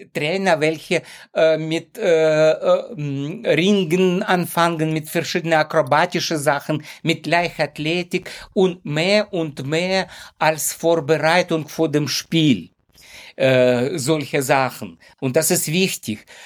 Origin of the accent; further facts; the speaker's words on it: Ukraine; German is a second language; moved away as an adult; now in Hamburg, Germany; ursprünglich stamme ich aus der Ukraine und ich wohne schon fast 30 Jahre in Hamburg